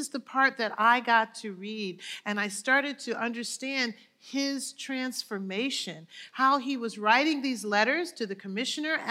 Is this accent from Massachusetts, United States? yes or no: yes; Springfield, Massachusetts, United States; I'm from Springfield, Mass